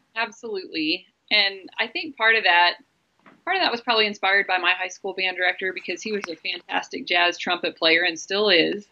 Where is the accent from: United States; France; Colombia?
United States; Lewiston, Idaho; I grew up in Lewiston, Idaho